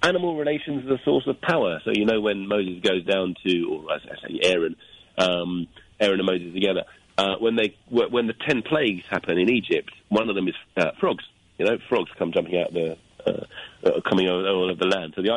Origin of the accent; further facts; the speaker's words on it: London, United Kingdom; moved away as an adult; also born or lived in Japan; now in Hastings, United Kingdom; I'm from London. I just moved to Hastings yesterday